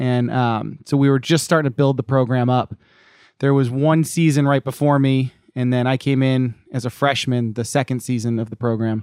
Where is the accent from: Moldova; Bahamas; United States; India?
United States; Cape Cod, Massachusetts; moved away as an adult; now in California, United States; I grew up in Massachusetts on, uh, Cape Cod